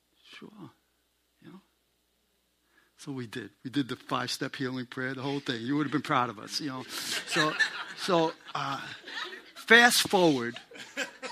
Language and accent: English; New York City, New York, United States; I'm a New Yorker, and one of the rules that I grew up under is you don't poke your nose into other people's business